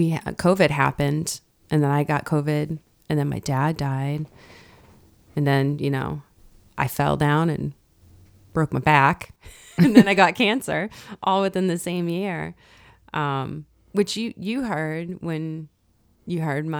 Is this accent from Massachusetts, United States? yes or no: yes; North Reading, Massachusetts, United States; I was born and raised in North Reading, Massachusetts. I met my husband down in South Carolina visiting my parents.